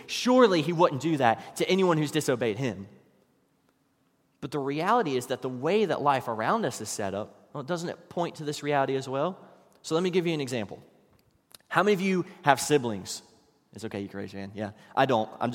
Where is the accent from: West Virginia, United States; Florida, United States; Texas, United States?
West Virginia, United States; while I was growing up in West Virginia